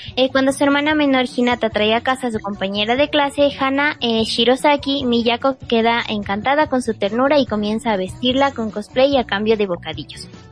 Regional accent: Ecuador; soy de Ecuador

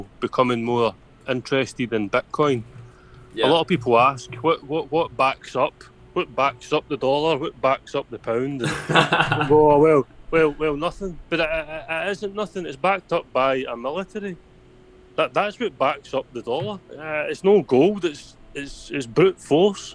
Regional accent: Scotland, United Kingdom; I'm Scottish.

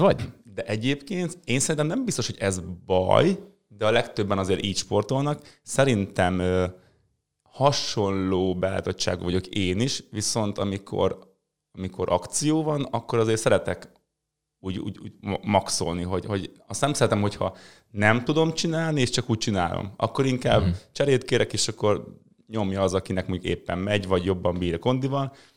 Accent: Mezőberény, Békés, Hungary; mezőberényben, ahol én születtem

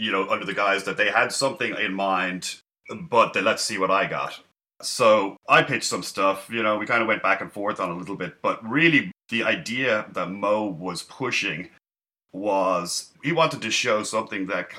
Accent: Dublin, Leinster, Ireland; moved away as an adult; now in San Francisco, United States; from Dublin. I was born in Dublin, grew up in Ireland. Then I moved to San Francisco, probably mid or the late 90s, and have been working here since.

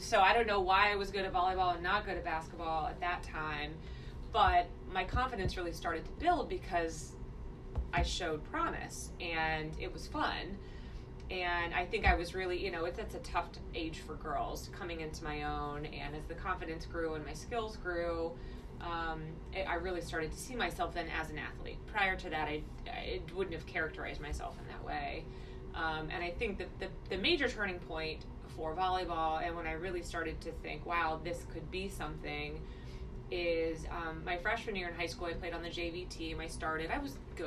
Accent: Chillicothe, Ohio, United States; also born or lived in Columbus, Ohio; I grew up in Chillicothe, which is an hour south of Columbus.

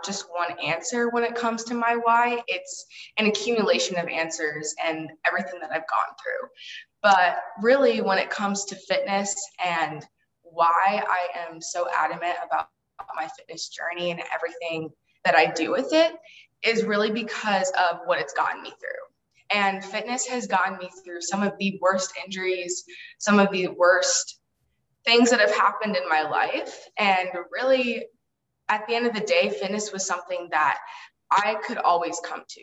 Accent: Illinois, United States; my hometown is Illinois, and I grew up in a really small town.

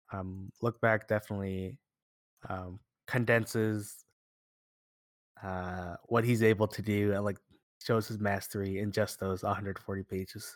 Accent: United States; we're from America

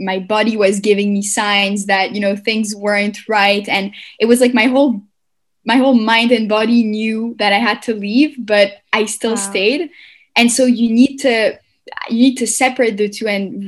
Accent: Montreal, Quebec, Canada; moved away as an adult; also born or lived in Paris, France / Tel Aviv, Israel / New York, United States; I left and went to Montreal. And then I grew up there and I did my CEGEP

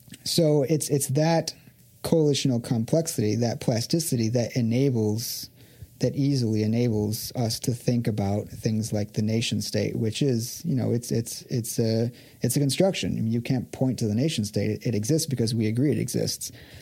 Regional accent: Los Angeles, California, United States; I'm an American, I'm a Californian, I'm a Los Angeles, you know, I'm a, you know, ex-university alumni, I am a Dodgers fan

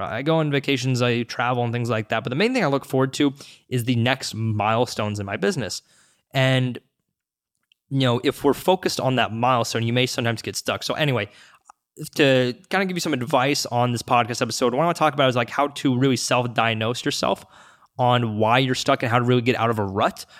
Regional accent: Seattle, Washington, United States; I grew up in the Seattle, Washington

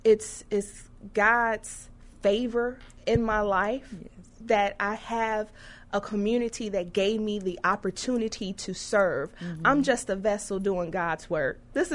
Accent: Chicago, Illinois, United States; I'm from Inglewood

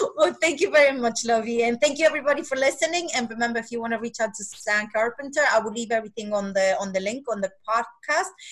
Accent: Argentina; moved away; I was raised in Argentina

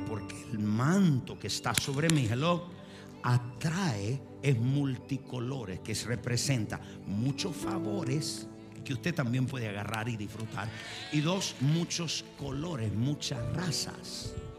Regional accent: Argentina; Soy argentino

